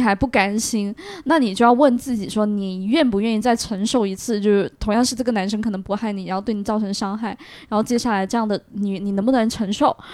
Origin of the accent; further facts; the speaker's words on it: Shandong, China; 我们山东人